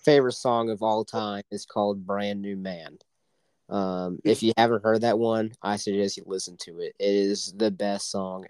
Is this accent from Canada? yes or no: no; Oklahoma, United States; moved away; she is from my home state of Oklahoma.